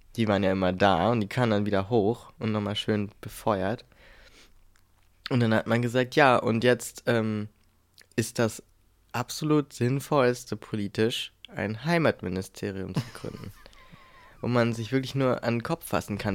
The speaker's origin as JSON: {"language": "German", "region": "a village in the middle of Brandenburg", "country": "Germany", "tie": "born or raised there", "moved": "yes", "said": "da, wo ich aufgewachsen bin, die meiste Zeit meines Lebens. Das heißt dann also so ein Dorf mitten in Brandenburg"}